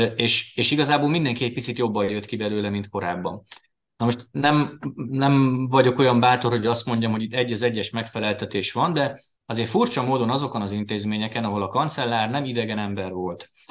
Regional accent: Győr, Győr-Moson-Sopron, Hungary; moved away as an adult; now in Veszprém, Hungary; én Győrben nőttem föl, ugye ott jártam általános iskolába, Győrben a Révai gimnáziumba érettségiztem

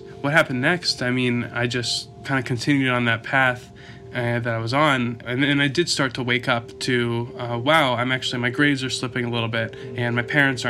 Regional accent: Kentucky, United States; born there; also born or lived in Belgium / Connecticut / Ohio; now in Issaquah, United States; And I was born in Kentucky. We moved around based on my dad's work, which brought us to Belgium for a while, to Connecticut, to Ohio, and eventually to Issaquah.

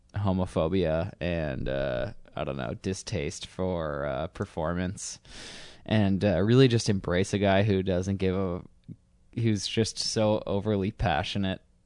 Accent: Northeast, United States; growing up in suburbs, growing up in the Northeast where everyone's miserable

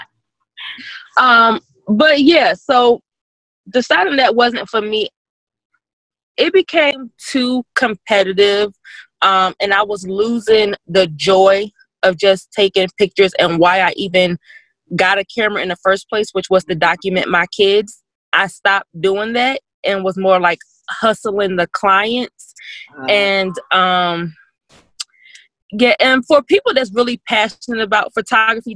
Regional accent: Virginia Beach, Virginia, United States; moved away as an adult; now in Missouri, United States; I'm actually from Virginia Beach, Virginia

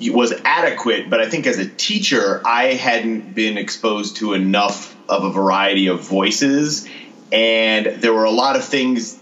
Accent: Connecticut, United States; now in Austin, United States; I'm originally from Connecticut, and this is like the biggest Connecticut stereotype, but I started teaching sailing when I was 16.

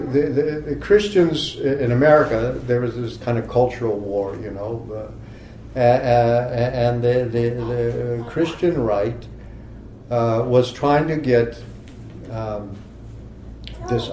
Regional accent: Texas, United States; moved away; also born or lived in Oklahoma; a part of my youth, I grew up in Texas and Oklahoma

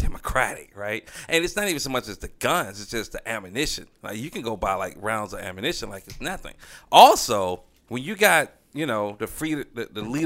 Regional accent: the South, United States; I'm from the South

